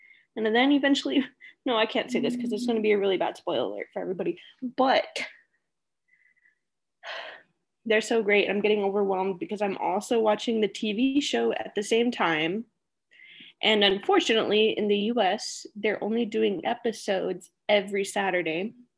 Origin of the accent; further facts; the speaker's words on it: United Kingdom; accent: British; But, you know, with my British accent and everything, it's a struggle.